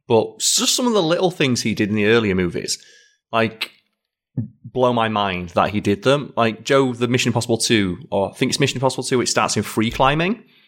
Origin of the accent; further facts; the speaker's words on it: United Kingdom; as a Brit